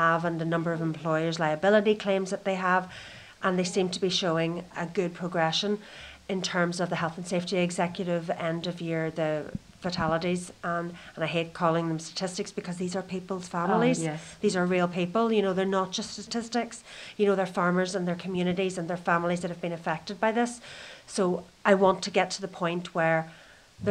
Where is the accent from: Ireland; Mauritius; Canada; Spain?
Ireland; Donegal, Ulster; I come from a background where I'm from Donegal in Ireland, where most of my friends were either farmers or fishermen.